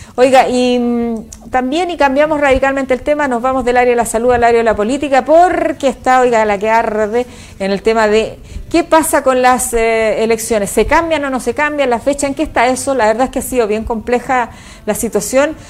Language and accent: Spanish; Chile; somos los chilenos